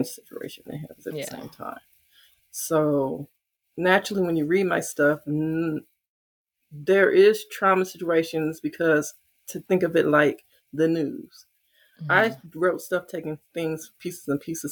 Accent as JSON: {"language": "English", "town": "St. Louis", "region": "Missouri", "country": "United States", "said": "I'm from St. Louis"}